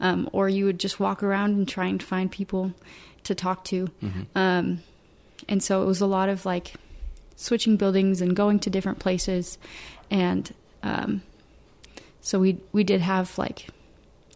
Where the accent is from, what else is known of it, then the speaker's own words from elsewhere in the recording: Fishers, Indiana, United States; moved away as an adult; also born or lived in Rexburg, Idaho; I grew up in Fishers. I've stayed in Fishers